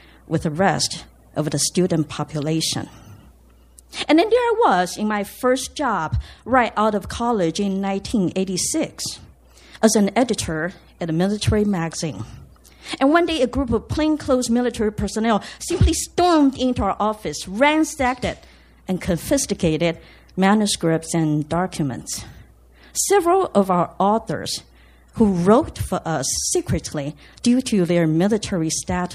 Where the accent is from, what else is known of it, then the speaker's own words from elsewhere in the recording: Taiwan; moved away as an adult; I grew up in Taiwan, coming of age in the 70s and 80s